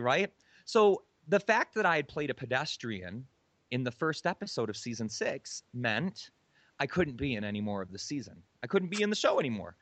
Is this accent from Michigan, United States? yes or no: yes; Michigan, United States; moved away as an adult; also born or lived in Hawaii; I'm from Michigan